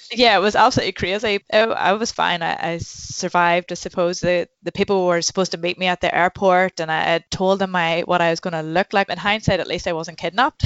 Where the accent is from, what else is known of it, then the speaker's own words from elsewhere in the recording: Newcastle, Northern Ireland, United Kingdom; I'm from Newcastle in County Down.